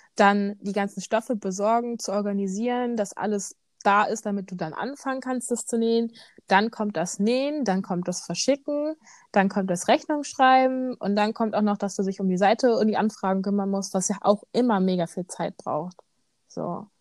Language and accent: German; Bremen, Germany; bei uns in Bremen